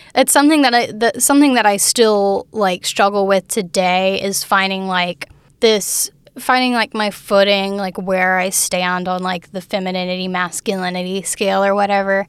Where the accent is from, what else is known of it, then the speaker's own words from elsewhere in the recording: Fairhope, Alabama, United States; also born or lived in Mobile, Alabama / Daphne, Alabama; I grew up in Fairhope, but I was born in Mobile